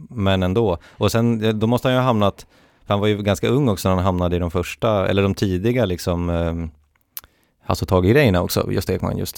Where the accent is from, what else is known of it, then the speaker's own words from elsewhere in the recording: Västernorrland County, Sweden; i Västernorrland där jag har jobbat på Sveriges Radio också. I, det är ju min, min, mitt hemlän